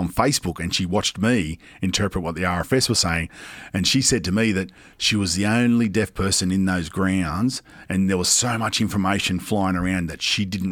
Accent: Sydney, New South Wales, Australia; also born or lived in England; how I grew up in Western Sydney

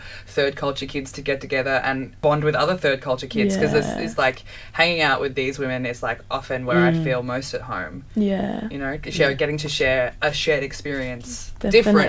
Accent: Bendigo, Victoria, Australia; my dad is from Tonga, my mom's from Australia, but in Tonga I'm not Tongan, I'm born and raised in Bendigo, but in Australia, I'm not Australian because I'm brown

